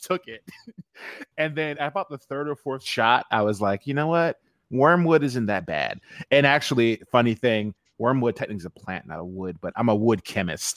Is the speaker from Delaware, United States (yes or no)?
yes; Delaware, United States; also born or lived in Philadelphia, Pennsylvania / North Carolina; I moved from Philadelphia to Delaware when I was 11. I spent my life through high school in Delaware